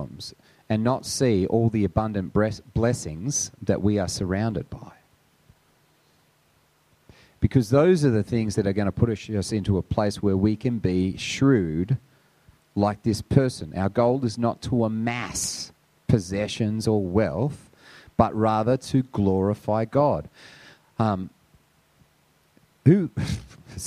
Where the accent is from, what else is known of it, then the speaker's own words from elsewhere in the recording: Sydney, New South Wales, Australia; I grew up on the North Shore. I grew up in St. Ives back in the day when everyone had a toilet.